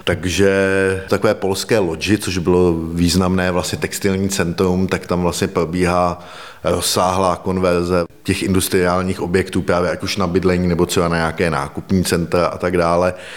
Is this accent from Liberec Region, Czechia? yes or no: yes; Liberec, Liberec Region, Czechia; jsem vlastně z Liberce